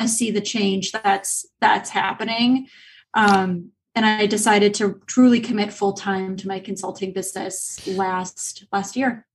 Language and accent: English; Illinois, United States; moved away; I'm actually from Illinois originally